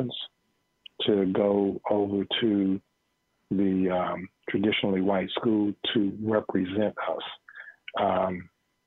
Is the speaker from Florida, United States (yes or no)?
yes; Sanford, Florida, United States; moved away as an adult; also born or lived in Georgia; born in 1952 in Sanford, Florida